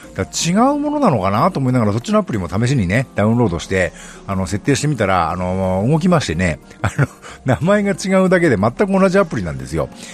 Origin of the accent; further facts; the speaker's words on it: Nagano, Japan; 私の地元長野市